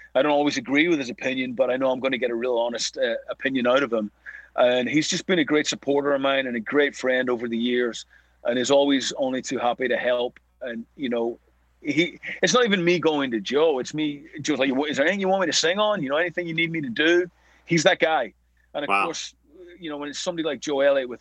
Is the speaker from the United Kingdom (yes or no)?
yes; Belfast, Northern Ireland, United Kingdom; growing up in Belfast